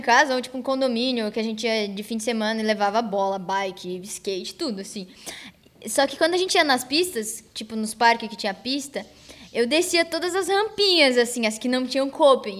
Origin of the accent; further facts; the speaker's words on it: Florianópolis, Santa Catarina, Brazil; E aí na minha escola, lá no meu bairro, na Lagoa da, Conte... Lagoa da Conceição